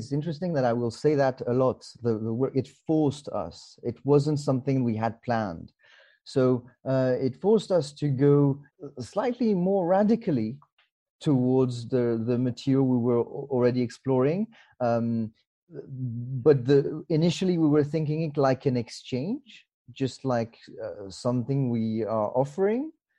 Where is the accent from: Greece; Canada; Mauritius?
Mauritius; also born or lived in France; now in United Kingdom; I was actually born in France, and then I grew up in Mauritius with my parents, and then back to France, and then I moved to the UK 17 years ago now.